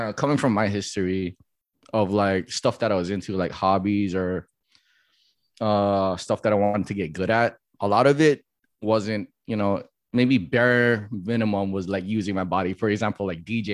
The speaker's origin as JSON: {"language": "English", "town": "Makakilo", "region": "Hawaii", "country": "United States", "tie": "born or raised there", "also_born_or_lived": "San Diego, California", "said": "I was born in Hawaii, but I think I moved to San Diego before I was like a year old. And then I grew up there until like my elementary years."}